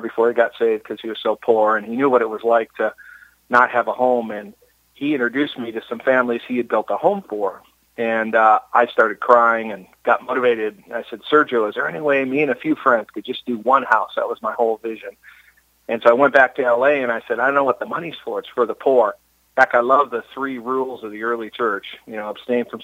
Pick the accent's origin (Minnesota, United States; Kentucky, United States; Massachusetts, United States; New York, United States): Minnesota, United States; now in San Diego, United States; I grew up in Minnesota